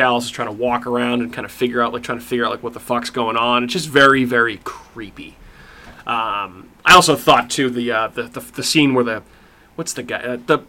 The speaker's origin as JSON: {"language": "English", "country": "Ireland", "said": "I mean, I'm Irish."}